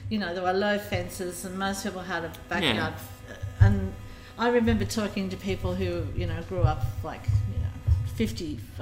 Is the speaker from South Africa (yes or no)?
no; Grafton, New South Wales, Australia; I grew up in Grafton